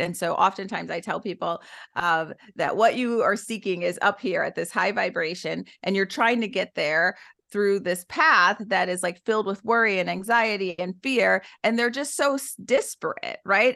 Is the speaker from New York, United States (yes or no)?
no; Detroit, Michigan, United States; I was born and raised in Detroit, Michigan to teenage parents